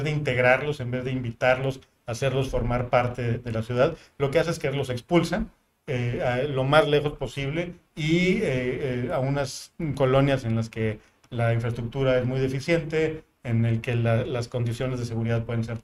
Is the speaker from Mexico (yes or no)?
yes; Monterrey, Nuevo León, Mexico; Yo llegué a Monterrey cuando tenía ocho años de edad, y, pues, me considero que soy de Monterrey.